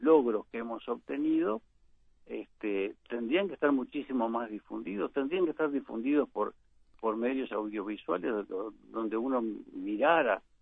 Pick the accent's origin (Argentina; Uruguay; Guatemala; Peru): Uruguay; una sociedad como la uruguaya